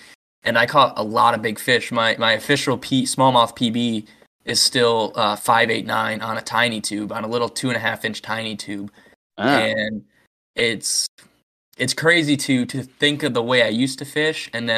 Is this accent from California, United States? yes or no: no; Michigan, United States; But growing up in Michigan, I mean, Fuck. I probably fished my first 4 or 5 years the spinning rod.